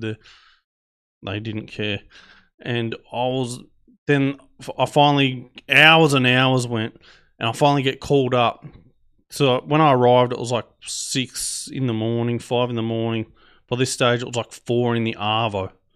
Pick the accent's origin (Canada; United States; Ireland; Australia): Australia; I'm Australian